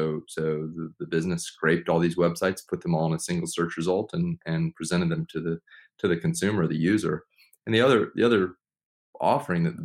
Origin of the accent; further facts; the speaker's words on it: Charlotte, North Carolina, United States; moved away as an adult; also born or lived in Durham, North Carolina; now in Chapel Hill, United States; I grew up in Charlotte, so originally from Charlotte